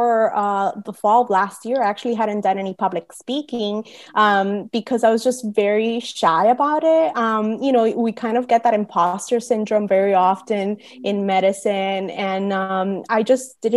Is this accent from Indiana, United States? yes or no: no; Miami, Florida, United States; also born or lived in Cuba / Boston / Puerto Rico / New Orleans; I spent those first 9 years of my life in Miami